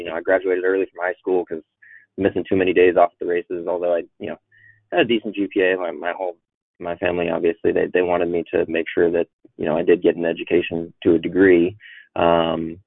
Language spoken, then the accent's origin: English; Arlington, Washington, United States; I grew up mostly up in Washington State